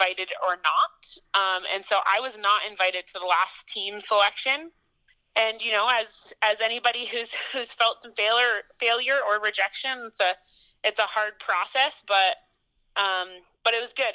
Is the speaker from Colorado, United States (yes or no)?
yes; Boulder, Colorado, United States; moved away as an adult; also born or lived in Montana; So I grew up in Boulder, Colorado.